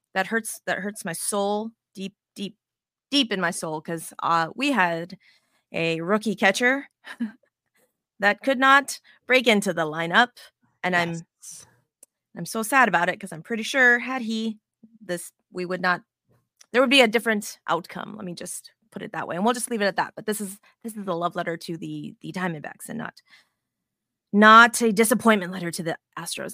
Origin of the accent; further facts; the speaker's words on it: Las Vegas, Nevada, United States; now in Texas, United States; I'm originally from Vegas